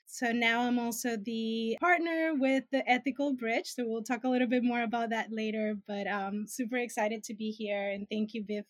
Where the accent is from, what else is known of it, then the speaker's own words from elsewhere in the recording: Venezuela; also born or lived in Vietnam; now in United States; I'm originally from Venezuela. I've been in the U.S. for about 17 years now and moved with my family due to the political problems in the country. So we had political asylum when we moved here.